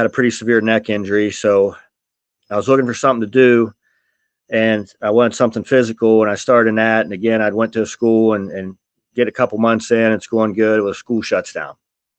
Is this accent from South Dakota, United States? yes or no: no; Steubenville, Ohio, United States; also born or lived in Columbus, Ohio; I was born in Steubenville, Ohio